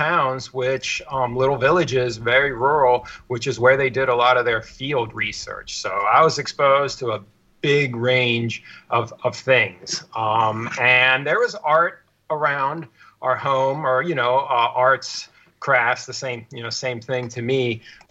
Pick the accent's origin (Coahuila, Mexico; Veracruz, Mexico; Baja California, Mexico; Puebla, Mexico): Veracruz, Mexico; also born or lived in Mexico City; I was born in Mexico City to scholarly parents. They were anthropologists. And I was born there and spent a little bit of time there, but I really grew up on the Gulf Coast in the state of Veracruz